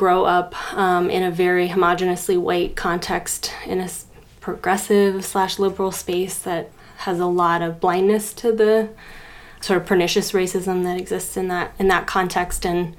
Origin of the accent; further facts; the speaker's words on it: Boulder, Colorado, United States; And I grew up in Boulder, Colorado, which is actually a sort of center for a lot of interesting strands of sort of healing work. And also a pretty homogeneously white town, progressive or liberal, you could say.